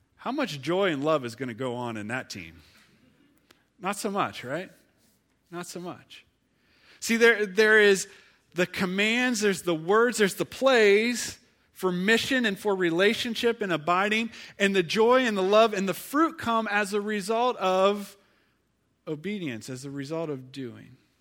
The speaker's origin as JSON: {"language": "English", "region": "Ohio", "country": "United States", "moved": "yes", "lives_now": "Pittsburgh, United States", "said": "I'm from Ohio"}